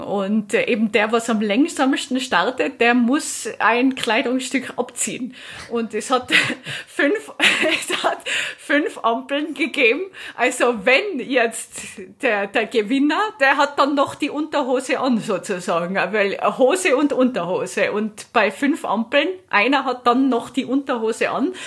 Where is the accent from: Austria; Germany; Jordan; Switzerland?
Austria; ich bin jetzt hier in Italien als Österreicherin